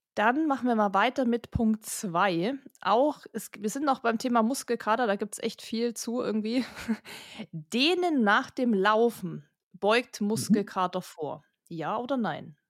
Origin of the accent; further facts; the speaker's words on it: Kochel am See, Bavaria, Germany; wir kommen ja aus Kochel am See